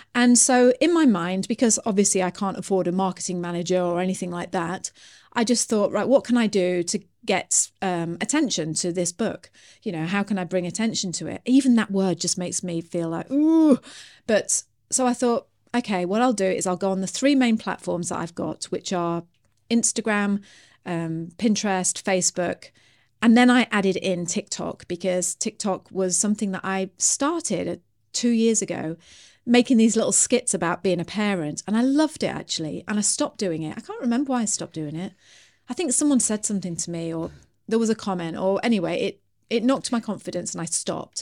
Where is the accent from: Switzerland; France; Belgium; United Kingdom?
United Kingdom; me being British